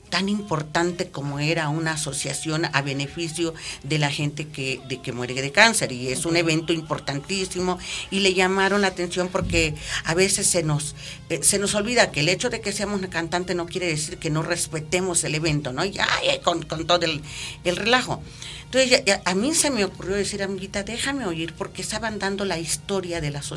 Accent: Mexico

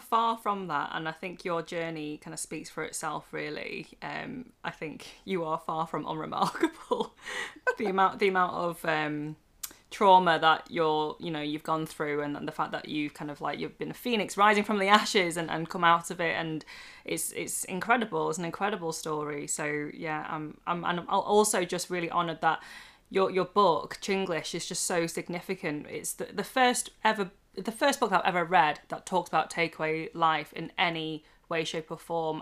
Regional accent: United Kingdom; now in Manchester, United Kingdom; I'm a British born Chinese person uh, in her late 20s, nearly 30, living in Manchester

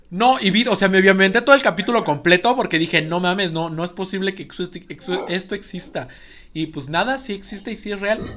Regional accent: Spain; Porque somos claramente españoles, entonces zoofobia.

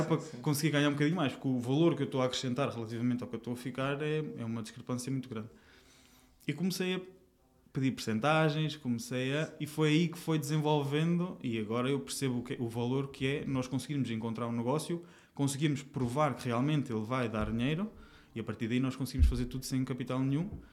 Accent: Aveiro, Centro, Portugal; moved away as an adult; now in Lisbon, Portugal; eu, não sou daqui de Lisboa, eu vim, eu vim de Aveiro

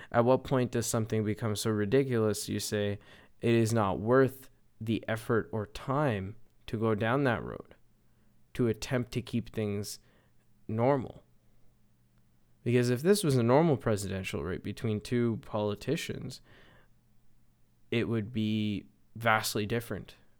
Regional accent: Canada; as a Canadian

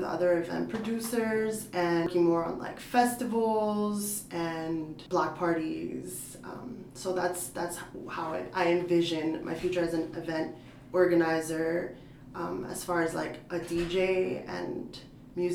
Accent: New York City, New York, United States; moved away as an adult; also born or lived in Portland, Oregon; now in Philadelphia, United States; I grew up in the South Bronx, like the birthplace of hip hop

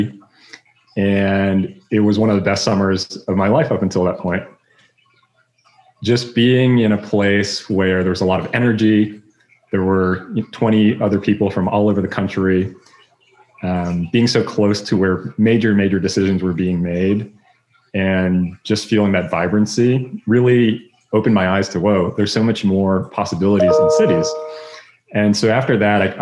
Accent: Palm Beach Gardens, Florida, United States; moved away; I'm originally from Palm Beach Gardens, Florida

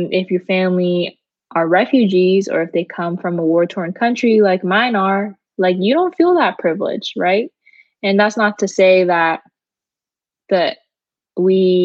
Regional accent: United States; I was born here

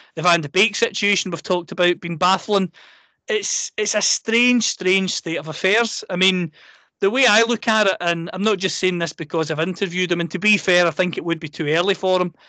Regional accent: Scotland, United Kingdom; I'm a Scot, I'm a proud Scot

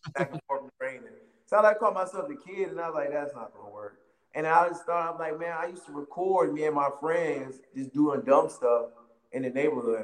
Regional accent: Wilmington, North Carolina, United States; I'm from Wilmington, North Carolina

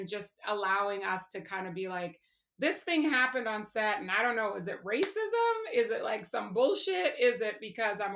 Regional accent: Canada; I am from Canada, and I am blessed in that my parents are American, so I have dual citizenship

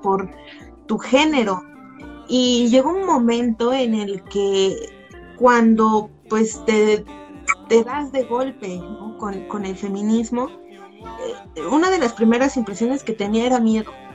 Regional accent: Nezahualcóyotl, State of Mexico, Mexico; yo soy de la periferia, yo soy de Nesa

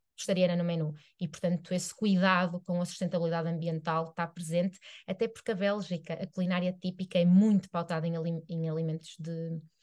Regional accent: Arouca, Norte, Portugal; eu sou de Aroca, que é uma vila

